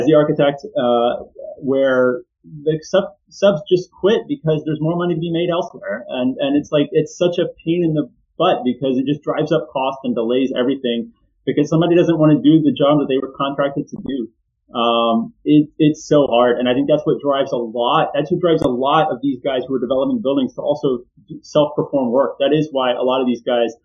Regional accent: Houston, Texas, United States; I grew up in Houston

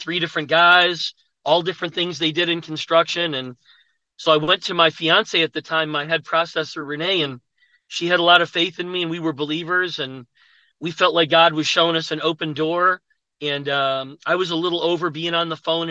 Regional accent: Buffalo, New York, United States; moved away as an adult; now in Atlanta, United States; I'm from Buffalo, New York. I went to college there.

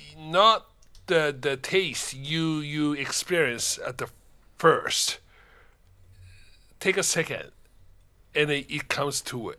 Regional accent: Tokyo, Japan; first language Japanese; English is a second language; moved away; I'm Japanese native and I was born in Japan, Tokyo, right? Raised up there. And my Japanese is okay still, right?

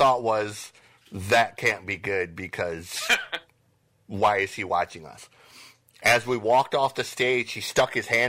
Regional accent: Lapeer, Michigan, United States; I grew up on a 400-acre farm out by where Richard lives, so, you know, I grew up around Lapeer and North Branch, Frankenmuth, that area.

